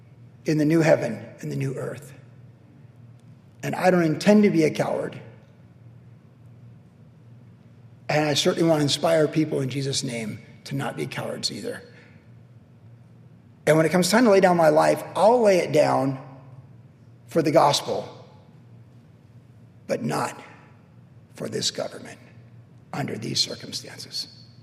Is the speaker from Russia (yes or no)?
no; United States; I am a Christian first, but I am an American citizen second.